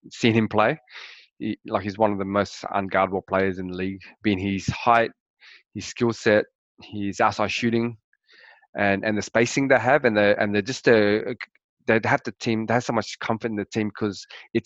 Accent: Australia; being a Australian

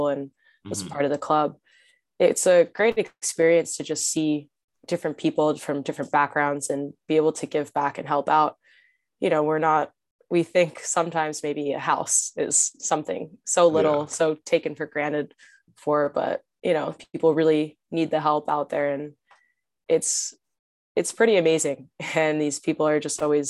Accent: Matawan, New Jersey, United States; I grew up in Mattawan, so it was still a very diverse town

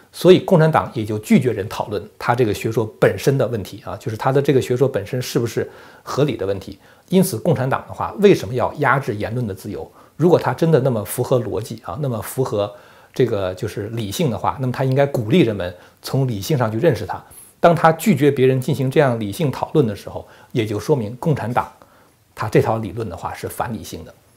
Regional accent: China; 如果要按照我们中国人的话来讲的话，就是全党服从中央

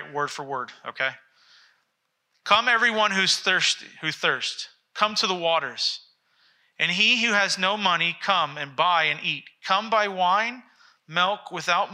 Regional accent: Massachusetts, United States; I grew up in Massachusetts

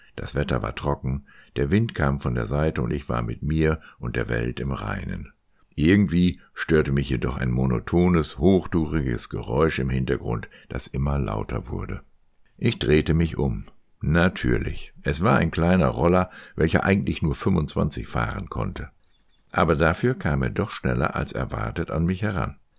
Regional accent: Meppen, Lower Saxony, Germany; also born or lived in Hannover; ich später Wochenendpendler zwischen meinem Heimatort Meppen und Hannover wurde

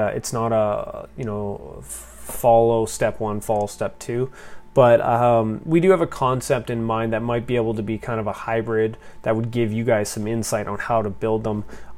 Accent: Canada; Most of it was through being Canadian

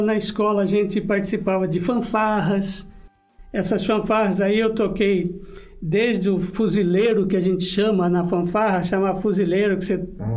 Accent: Corumbá, Mato Grosso do Sul, Brazil; moved away; Eu nasci em Corumbá, Mato Grosso do Sul

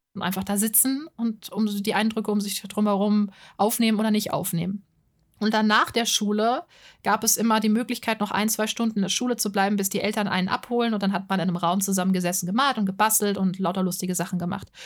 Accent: Offenbach am Main, Hesse, Germany; Ich bin in Offenbach am Main geboren. Das ist in der Nähe von Frankfurt am Main, ziemlich nah dran, in Hessen

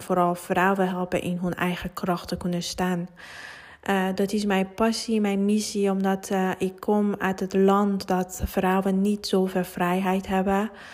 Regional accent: Iran; Dutch is a second language; moved away as an adult; now in Netherlands; Nederlands is niet mijn moedertaal en uh, ik, kom, eh, ik kom uit Iran. Ik woon 17 jaar hier en eh, ja, ik heb met andere taal, andere cultuur opgegroeid

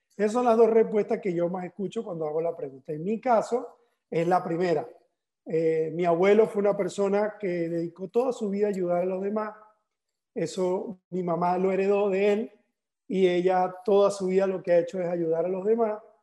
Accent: Barcelona, Anzoátegui, Venezuela; now in Valencia, Spain; en, Venezuela, en mi ciudad natal, que es Barcelona

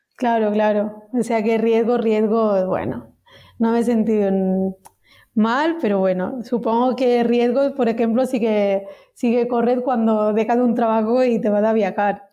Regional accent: near Vic, Osona, Barcelona, Catalonia, Spain; soy de Etona, que es un pueblecito que está al lado de Vic, en Osona, Barcelona exactamente

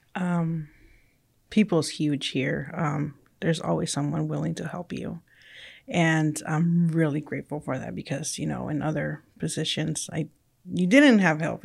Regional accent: California, United States; first language Spanish; English is a second language; moved away as an adult; also born or lived in Mexico; I was originally born in Mexico, and then I grew up in California. So my primary language was Spanish, and then I learned English along the way

